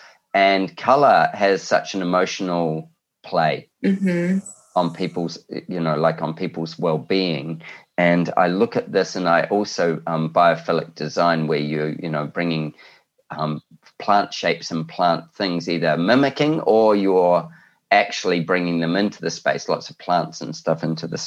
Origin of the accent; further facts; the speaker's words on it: New Zealand; now in Australia; I'm a Kiwi